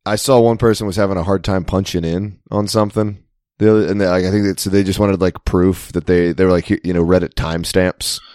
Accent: Maryland, United States; I'm from Maryland

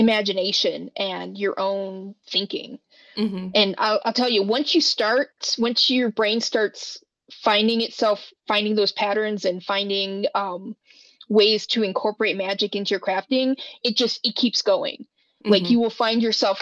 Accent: Wyoming, United States; I grew up in Wyoming, and I'm glad to be back

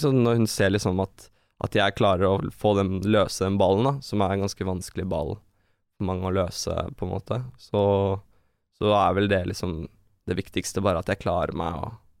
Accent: Norway; Vi vokste opp i blokk i Hoffsveien

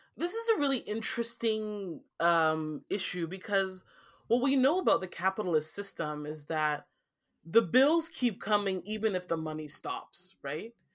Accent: Nigeria; now in Canada; I'm from Nigeria

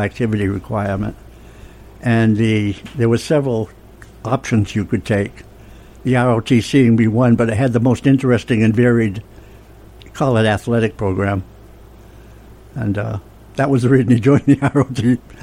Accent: Franklin, Massachusetts, United States; I grew up in Franklin, Massachusetts

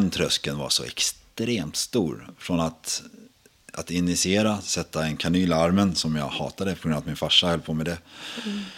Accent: Sweden; jag brukar säga att jag är från Sverige. Jag säga. Det är allt mellan Uppsala och Skåne har jag uppväxt.

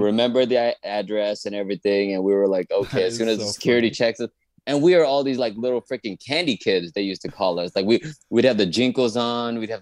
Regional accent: Dallas, Texas, United States; moved away as an adult; now in Los Angeles, United States; I'm from Dallas, Texas.

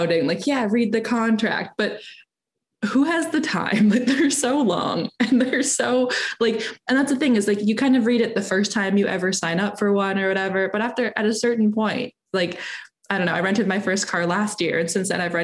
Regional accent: Toronto, Ontario, Canada; we're both from Canada. We are from Ontario.

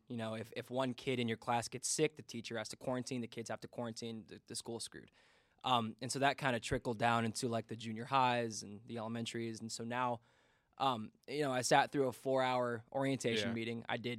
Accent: Indiana, United States; I can't believe I'm from Indiana, and I learned how to play euchre this year.

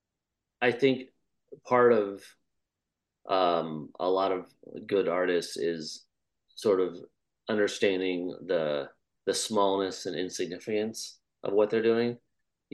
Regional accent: Iowa, United States; I grew up in Iowa, and just seeing how there's just nothing and there's just a flat, endless horizon

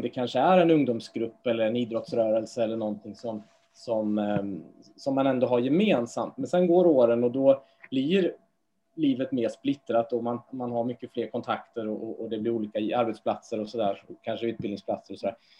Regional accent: Trollhättan, Västra Götaland, Sweden; moved away; jag är från Trollhättan från början

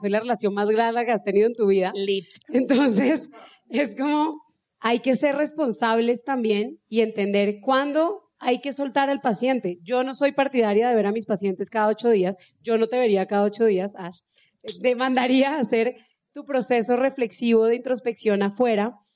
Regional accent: Cúcuta, Norte de Santander, Colombia; mi familia viene de una región, los que son de acá, pues somos de Cúcuta y pues allá somos bien secos y hablamos bien golpeado

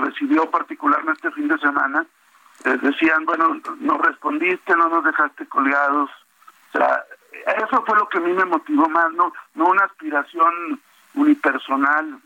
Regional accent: La Laguna, Coahuila, Mexico; La gente de La Laguna, mi tierra

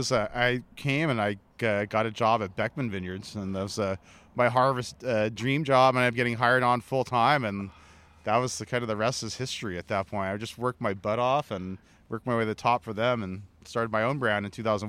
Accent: Honolulu, Hawaii, United States; born and raised in Honolulu, part Hawaiian, so … by my great-grandmother who raised me.

